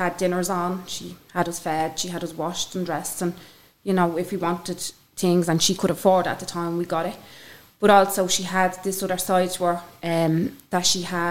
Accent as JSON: {"language": "English", "town": "Dublin", "region": "Leinster", "country": "Ireland", "tie": "born or raised there", "said": "Growing up in Ballymun was, for me, I think I had an amazing childhood"}